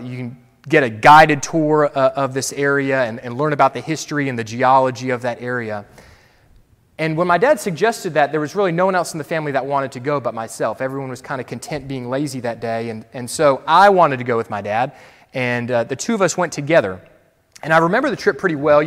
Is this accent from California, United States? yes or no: no; Florida, United States; moved away; I had family out there, though I grew up in Florida.